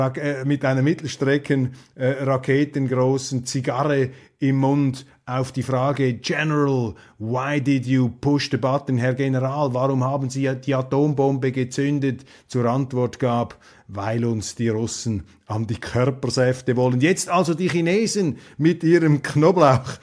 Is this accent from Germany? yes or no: no; Switzerland; als Schweizer